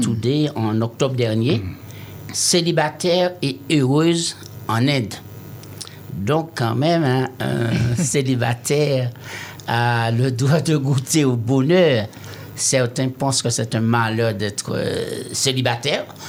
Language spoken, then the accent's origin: French; Martinique; je suis des Martiniquais